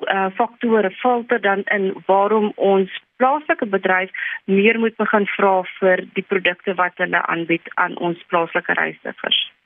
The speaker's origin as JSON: {"language": "Afrikaans", "country": "South Africa", "said": "as Suid-Afrikaners"}